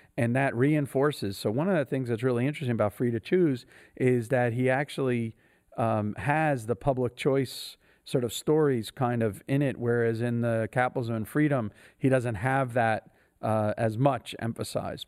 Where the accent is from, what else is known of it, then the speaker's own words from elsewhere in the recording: New Jersey, United States; I was a kid from New Jersey, and I didn't come from academic kind of background